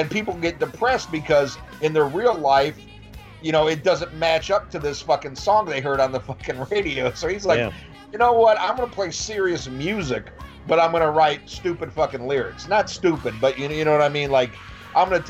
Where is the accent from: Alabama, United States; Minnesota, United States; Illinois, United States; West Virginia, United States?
Illinois, United States; about 50 minutes south of Chicago; now in the South, United States; I grew up about 50 minutes south of Chicago